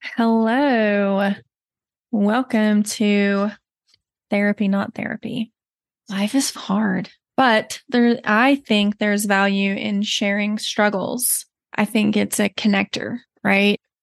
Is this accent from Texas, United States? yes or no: yes; Texas, United States; accent: slight Southern; moved away as an adult; now in Colorado, United States; You may notice a slight Southern accent. I forget I have it until people bring it up to me, but I am originally from Texas